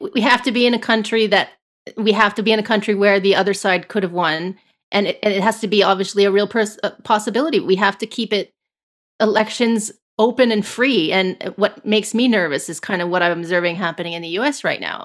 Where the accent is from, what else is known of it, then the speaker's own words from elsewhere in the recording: Canada; as a Canadian